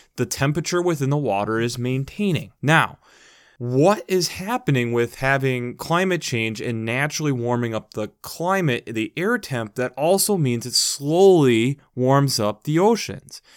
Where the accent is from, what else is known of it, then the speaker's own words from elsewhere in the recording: United States; especially as an American